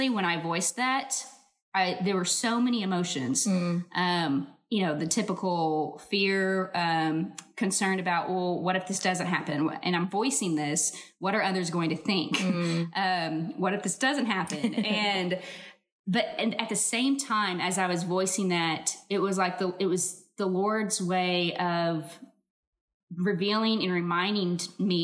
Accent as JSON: {"language": "English", "town": "Tulsa", "region": "Oklahoma", "country": "United States", "tie": "born or raised there", "lives_now": "Edmond, United States", "said": "So I am from Tulsa, Oklahoma, currently living in Edmond, Oklahoma, born and raised here"}